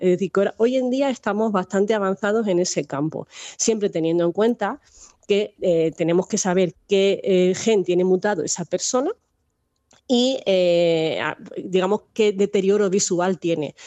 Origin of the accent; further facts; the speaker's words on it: Minas de Riotinto, Andalusia, Spain; now in Salamanca, Spain; vivo en Salamanca, pero yo soy andaluza, que ya lo has dicho que soy de Huelva, de Minas de Río Tinto